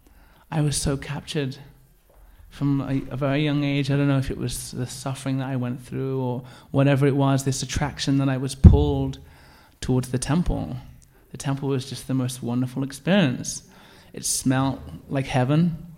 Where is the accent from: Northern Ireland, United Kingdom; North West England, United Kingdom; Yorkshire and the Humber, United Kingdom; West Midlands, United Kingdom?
West Midlands, United Kingdom; Birmingham; growing up in Birmingham, and especially in a bit of a rough area